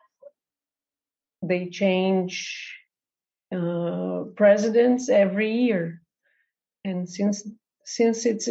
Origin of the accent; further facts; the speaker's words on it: Brazil; also born or lived in Porto Alegre, Brazil; I'm from Brazil. I'm based in Porto Alegre